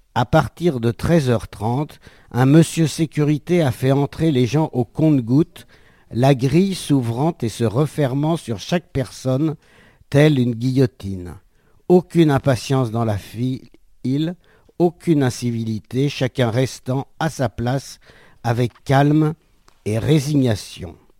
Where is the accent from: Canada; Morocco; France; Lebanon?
France; Je suis français